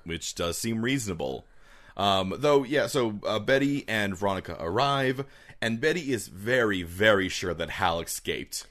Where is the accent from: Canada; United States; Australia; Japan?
Canada; us being Canadian